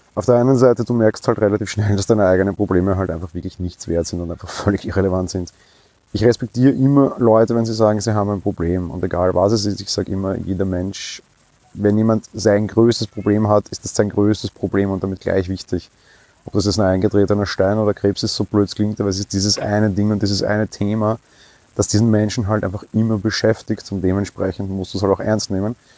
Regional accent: Vienna, Austria; bei uns in Wien

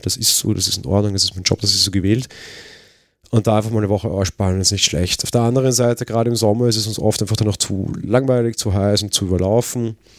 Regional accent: Vienna, Austria; ich komme halt aus Wien

